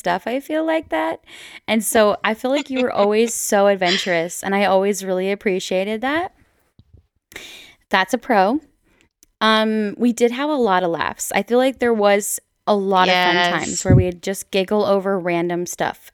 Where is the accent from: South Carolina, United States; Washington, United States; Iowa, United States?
Washington, United States; Colfax; also born or lived in Walla Walla, Washington / India; I grew up in an even smaller town in rural Whitman County, Colfax, Washington